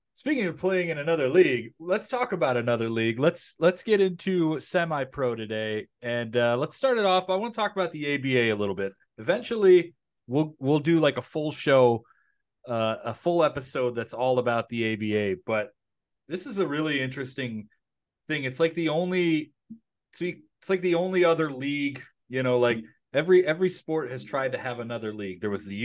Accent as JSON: {"language": "English", "town": "Detroit", "region": "Michigan", "country": "United States", "tie": "born or raised there", "said": "Keith, you grew up in the Detroit area. I grew up in the Detroit area."}